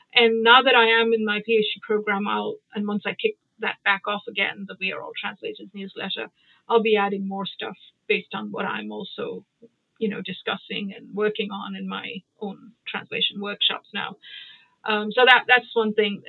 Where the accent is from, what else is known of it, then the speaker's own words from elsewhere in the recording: Mumbai, Maharashtra, India; moved away; also born or lived in United Kingdom / United States; I grew up in Bombay, uh, and I went to boarding school in Bombay.